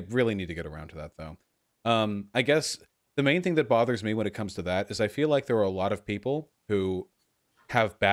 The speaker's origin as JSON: {"language": "English", "country": "United States", "said": "I'm American"}